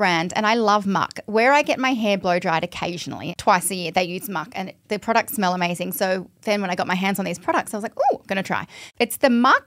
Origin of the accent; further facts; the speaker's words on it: Sydney, New South Wales, Australia; I'm from Sydney